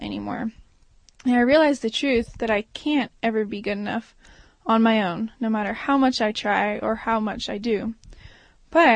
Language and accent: English; Maui, Hawaii, United States; moved away as an adult; now in Durango, United States; I grew up on Maui